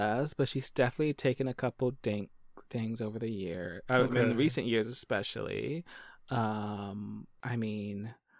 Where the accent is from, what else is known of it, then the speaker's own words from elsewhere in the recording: Philadelphia, Pennsylvania, United States; I grew up in Philly, so not too far from New York